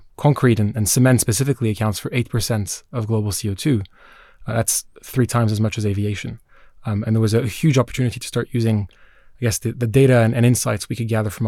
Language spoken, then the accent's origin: English; Geneva, Switzerland; now in United Kingdom; So I grew up in Geneva, Switzerland. I'm Swiss Israeli. So I have family back in Tel Aviv